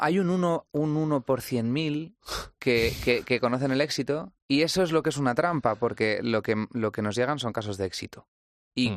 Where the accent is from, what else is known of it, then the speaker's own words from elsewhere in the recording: Toledo, Castilla-La Mancha, Spain; venimos de Toledo